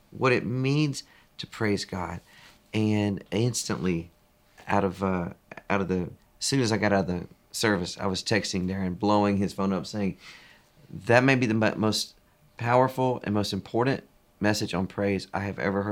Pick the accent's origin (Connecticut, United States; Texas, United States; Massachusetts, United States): Texas, United States; East; now in Franklin, United States; I'm a Texan through and through. Was born in East Texas